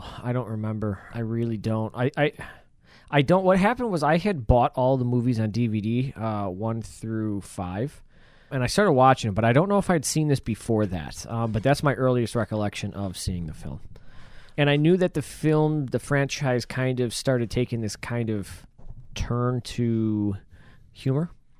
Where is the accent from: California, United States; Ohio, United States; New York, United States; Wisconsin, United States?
New York, United States; Buffalo; we're from Buffalo, so we're used to it.